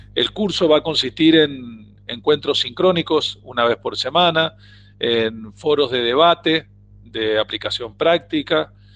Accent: Argentina

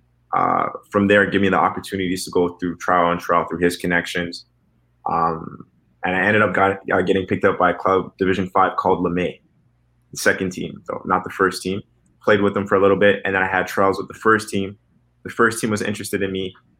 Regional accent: Canada; as a Canadian soccer player, I don't have a European visa

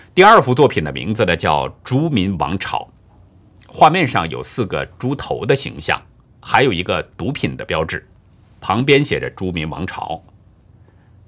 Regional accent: China; 我是中国人

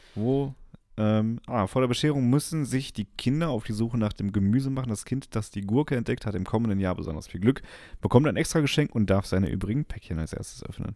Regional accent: near Dortmund, North Rhine-Westphalia, Germany; ich komme aus der Nähe von Dortmund, ich bin Dortmund-Fan

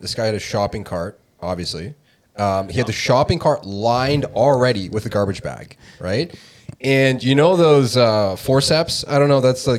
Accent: Canada; Oh, man, I'm Canadian too. My parents are Croatian

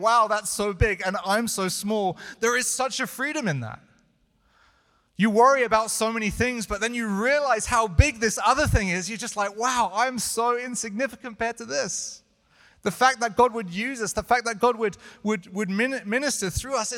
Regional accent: United Kingdom; moved away; I'm British

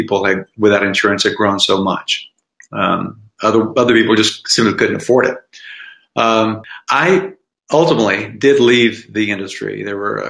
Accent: Tennessee, United States; now in Philadelphia, United States; I grew up in Tennessee. Now I live in Philadelphia

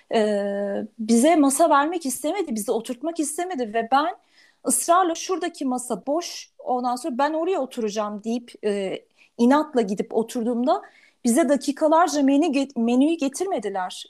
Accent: Turkey; bir Türk olarak

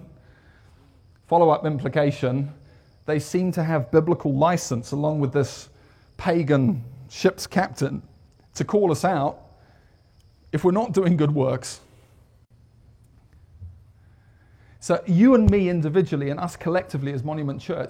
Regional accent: United Kingdom; moved away as an adult; now in United States; I'm British.

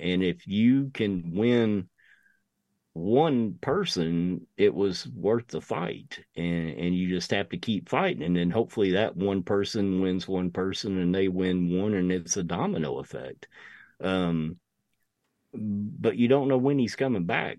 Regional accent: United States; I'm an American through and through

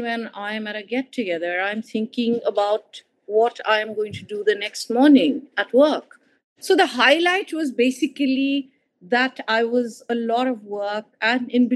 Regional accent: East India, India; moved away; I come from East India

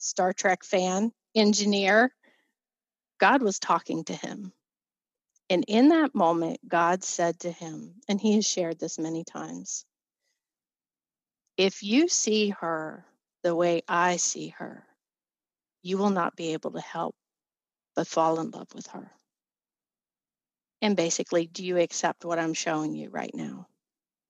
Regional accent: Virginia, United States; moved away as an adult; now in Pennsylvania, United States; We were from Virginia, or I was from Virginia.

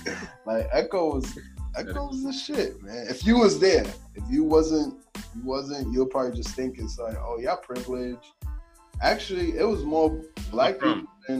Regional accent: New York City, New York, United States; And I'm from Harlem, man. I'm a Harlem native, born and raised. I would give you, I'm going to give you my age, 28. Pretty much, I grew up in the era of the fitted caps

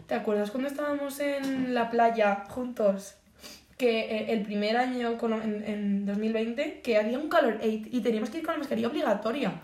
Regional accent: Boadilla del Monte, Community of Madrid, Spain; also born or lived in Las Rozas; Afueras de mi pueblo aquí

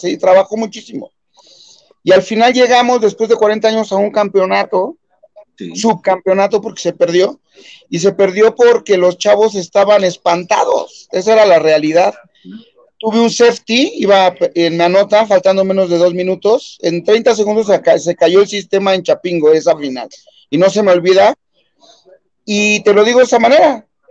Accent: Mexico; como buenos mexicanos

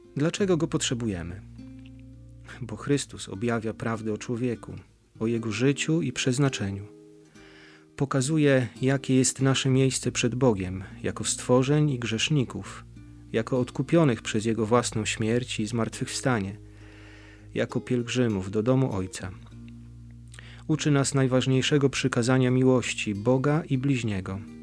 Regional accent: Bydgoszcz, Kuyavian-Pomeranian Voivodeship, Poland; z Bydgoszczy, od duchaczy

